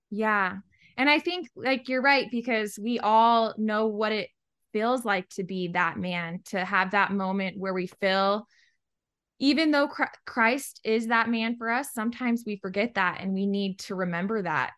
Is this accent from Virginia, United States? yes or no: yes; Virginia, United States; moved away; I'm originally from Virginia on the East Coast, just a little town about forty-five minutes southwest of D C